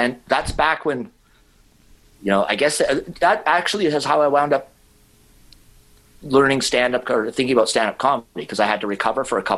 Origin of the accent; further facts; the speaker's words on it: Vancouver Island, British Columbia, Canada; But I grew up on Vancouver Island